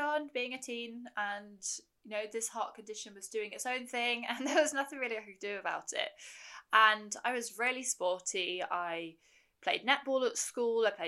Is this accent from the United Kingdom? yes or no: yes; United Kingdom; I am a British ultramarathon runner